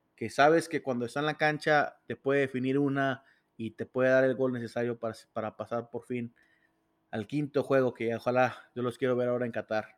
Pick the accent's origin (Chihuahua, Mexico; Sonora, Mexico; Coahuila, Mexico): Chihuahua, Mexico; Ciudad Juárez; aquí en mi tierra, aquí en Juárez